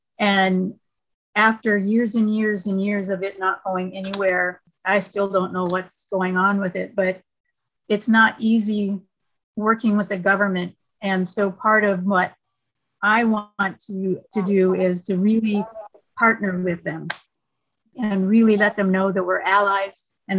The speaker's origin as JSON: {"language": "English", "region": "California", "country": "United States", "moved": "yes", "said": "My background is in nursing, and I came from California. So I lived through a 7-year drought in California where literally we had one day of rain in that whole time."}